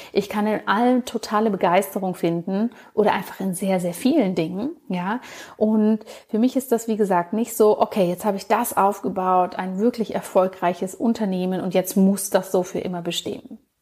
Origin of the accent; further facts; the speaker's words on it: Bavaria, Germany; wie man das in Bayern so schön sagen würde, wo ich aufgewachsen bin